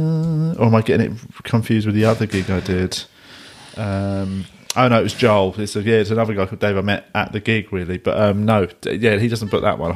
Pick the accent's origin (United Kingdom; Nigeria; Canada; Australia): United Kingdom; England; being an English comic